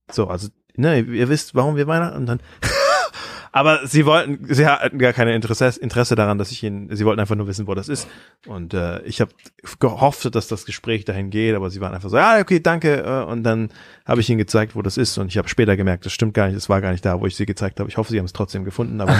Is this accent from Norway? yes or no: no; Thailand; ich bin in Thailand aufgewachsen als, als Kind von Missionaren.